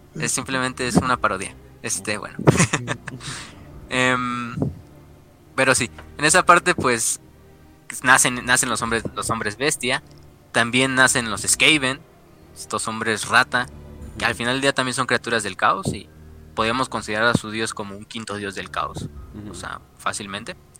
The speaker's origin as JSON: {"language": "Spanish", "country": "Mexico", "said": "los que somos mexicanos, güey, vivimos aquí"}